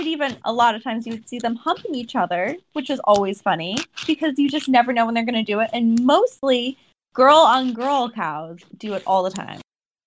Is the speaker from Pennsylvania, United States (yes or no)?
no; Ohio, United States; So I grew up in Ohio, and my grandparents lived in farm country